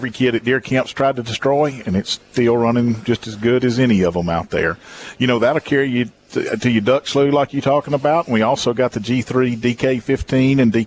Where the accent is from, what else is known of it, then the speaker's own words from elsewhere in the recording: Jackson, Mississippi, United States; moved away; I'm actually from the Jackson area